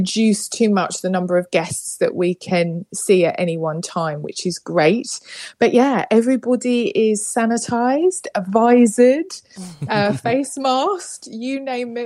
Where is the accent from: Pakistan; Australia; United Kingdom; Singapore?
United Kingdom; accent: British; I'm coming to you live and direct from the UK.